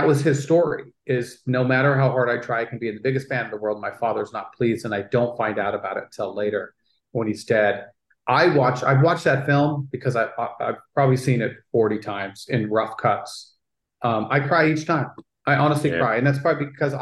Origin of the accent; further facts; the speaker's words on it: Utah, United States; growing up as a Mormon and growing up in Utah